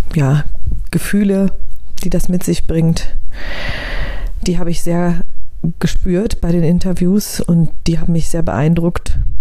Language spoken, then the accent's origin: German; Germany; hier in unserem Land